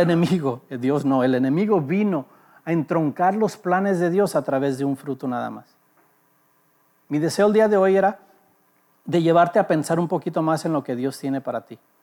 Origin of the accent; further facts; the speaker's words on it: Los Angeles, California, United States; also born or lived in Mexico; nací en Los Ángeles